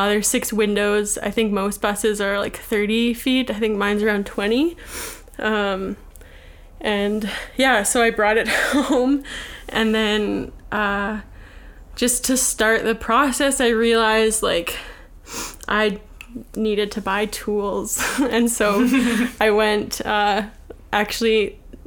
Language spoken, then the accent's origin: English; Winnipeg, Manitoba, Canada; I'm from Winnipeg